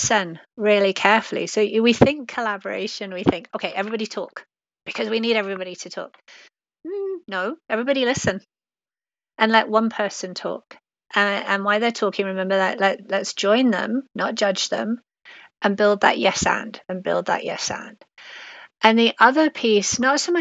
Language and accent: English; England, United Kingdom; accent: British; moved away; I grew up in England